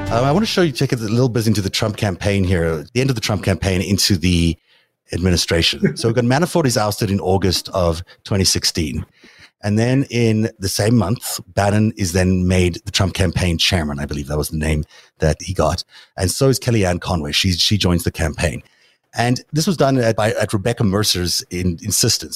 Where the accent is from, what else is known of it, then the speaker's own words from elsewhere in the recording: South Africa; now in United States; I grew up in South Africa